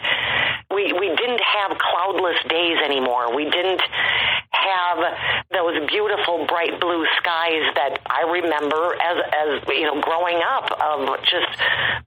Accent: Midwest, United States; I grew up in the Midwest

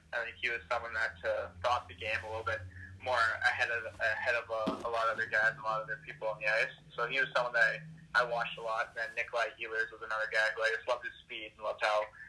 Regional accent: Winnipeg, Manitoba, Canada; growing up in Winnipeg

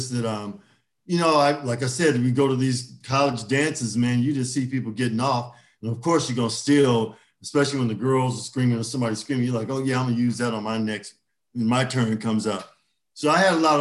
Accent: Orange County, California, United States; So I grew up here in Orange County

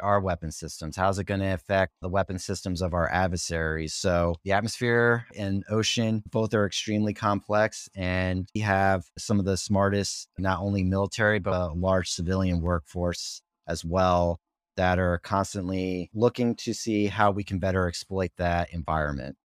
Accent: Norwalk, Connecticut, United States; I grew up in Norwalk, Connecticut

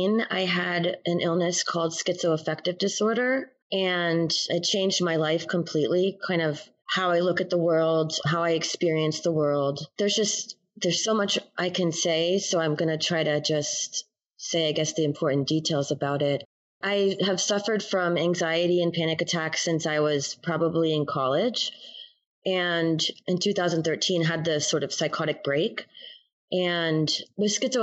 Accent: New Jersey, United States; moved away as an adult; now in Tulsa, United States; I'm originally from New Jersey, moved here in 2009

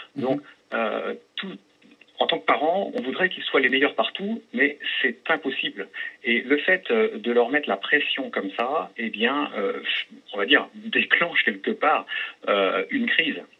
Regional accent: Vannes, Brittany, France; je suis de Vannes, hein, dans le Morbihan également

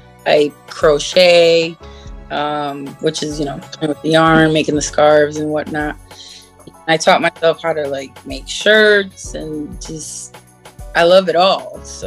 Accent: Chicago, Illinois, United States; now in Connecticut, United States; I was born in Chicago. And now we're living in CT. Good old country.

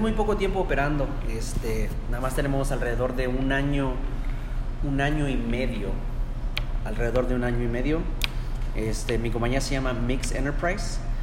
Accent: Mexico; now in United States; la cultura mexicana o hispana, que somos

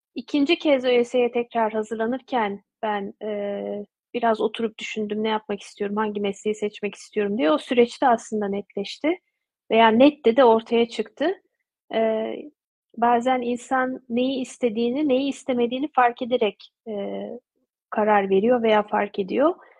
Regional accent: Turkey; moved away as an adult; also born or lived in Ankara, Turkey / Odense, Denmark / Bordeaux, France; Türkiye ile olan iletişimi hep sürdürdüm e, ana vatanımla diyeyim

